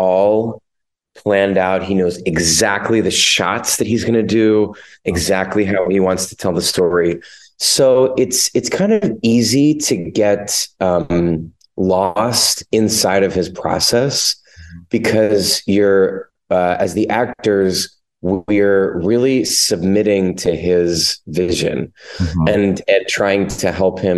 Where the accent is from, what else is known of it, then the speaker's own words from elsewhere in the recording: Lancaster, Pennsylvania, United States; I'm from Lancaster, Pennsylvania